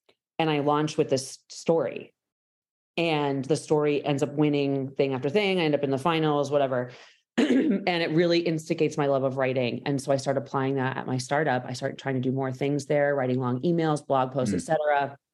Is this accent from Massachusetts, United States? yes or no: yes; Boston, Massachusetts, United States; I'm from Boston.